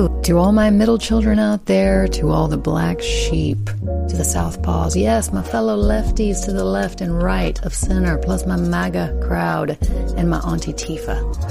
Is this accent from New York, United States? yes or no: no; Tennessee, United States; When I was growing up in Tennessee, you could take English as a foreign language.